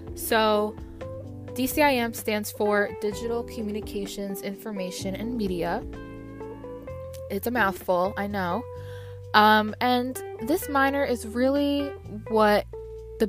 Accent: Freehold, New Jersey, United States; I'm from Freehold, New Jersey in Monmouth County, and I've been here all my life

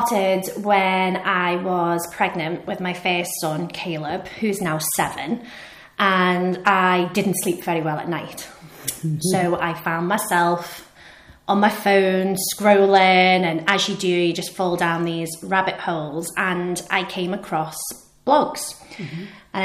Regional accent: Liverpool, North West England, United Kingdom; moved away as an adult; now in Edinburgh, United Kingdom; I think you can tell from my accent, I'm from Liverpool

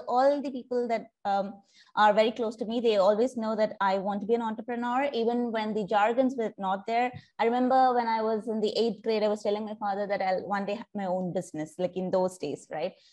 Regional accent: India; moved away as an adult; now in Singapore; I'm originally from India, but I've been living in Singapore for the past decade now

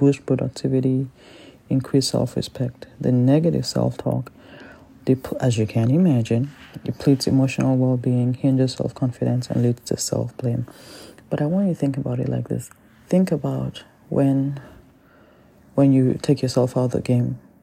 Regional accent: Nigeria; I'm Nigerian

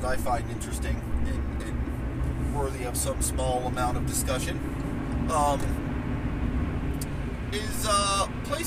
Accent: Ohio, United States; also born or lived in Wheeling, West Virginia / Florida; I've spent most of my life, in the state of Ohio. I consider myself to be, an Ohio boy. Like I said, grew up, spent most of my years growing up in Ohio

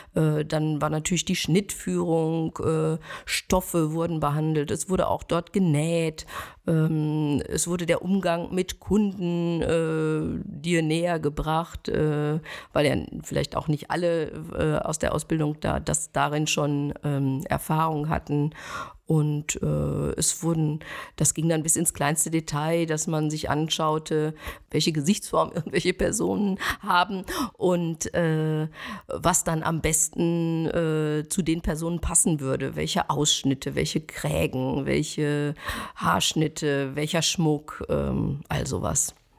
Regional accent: Schwerte, North Rhine-Westphalia, Germany; moved away as an adult; also born or lived in Las Vegas / Cologne; now in Bonn, Germany; Ich komme aus Schwerte, das ist äh, im Ruhrgebiet und äh, dort bin ich zur Schule gegangen

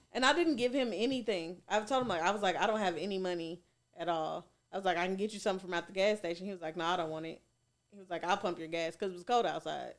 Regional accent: Goodlettsville, Tennessee, United States; also born or lived in East Nashville; East Nashville. I lived, I grew up in Goodlesville

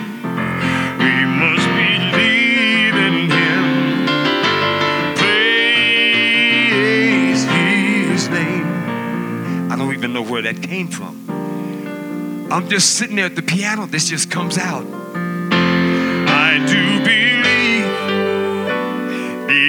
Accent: San Francisco, California, United States; I'm born and raised in San Francisco

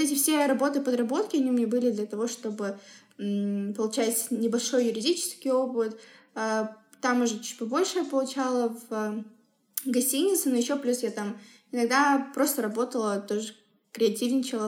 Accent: Semey, Abai Region, Kazakhstan; мы все росли в Семипалатинске

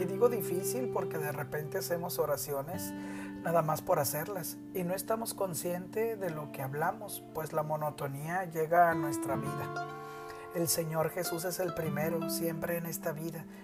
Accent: Nuevo León, Mexico; como decimos en Nuevo León, mi tierra, la divina garza

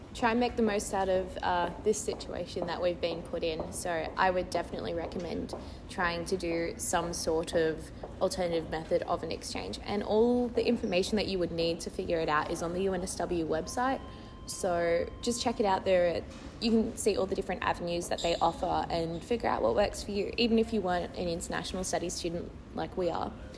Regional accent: Australia; I'm an Australian citizen, I have two passports, I came in on my Italian one

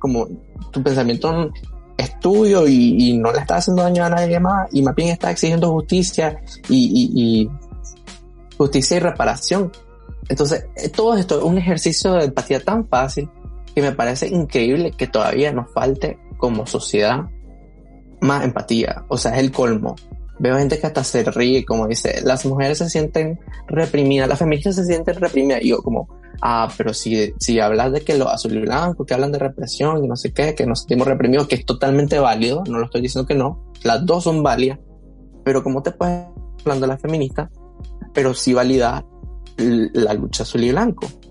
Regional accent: Nicaragua; soy un nicaragüense que es parte de la comunidad LGBT.

